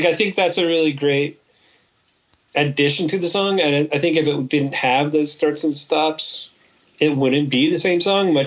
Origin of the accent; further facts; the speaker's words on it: Kansas, United States; the people I grew up with in Kansas